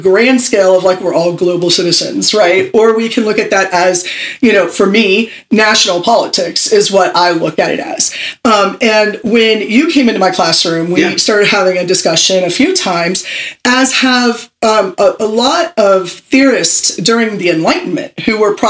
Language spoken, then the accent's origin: English; Pittsburgh, Pennsylvania, United States; I am originally from Pittsburgh, Pennsylvania